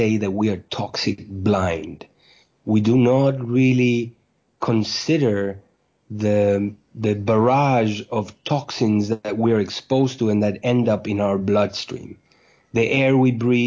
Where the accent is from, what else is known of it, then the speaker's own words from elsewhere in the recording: Uruguay; moved away as an adult; also born or lived in New York, United States; I was born in Uruguay in South America, where I went to medical school.